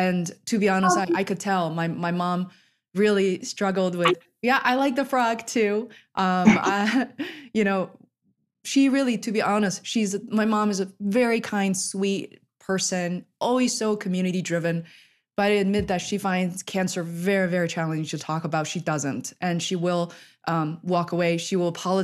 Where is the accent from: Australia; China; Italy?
China; moved away; I'm originally from China